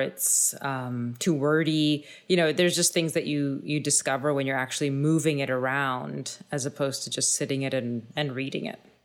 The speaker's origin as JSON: {"language": "English", "town": "Thunder Bay", "region": "Ontario", "country": "Canada", "tie": "born or raised there", "said": "I grew up in Thunder Bay"}